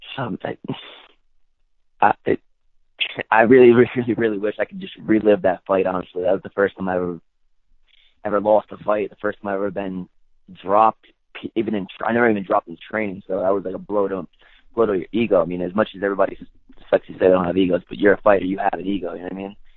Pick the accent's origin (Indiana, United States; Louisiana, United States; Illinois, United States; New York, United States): New York, United States; being a New Yorker